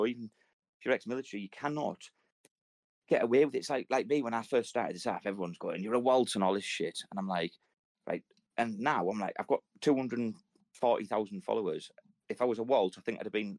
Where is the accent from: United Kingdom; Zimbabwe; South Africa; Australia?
United Kingdom; Redcar, North East England; there's a boat in my hometown called Isis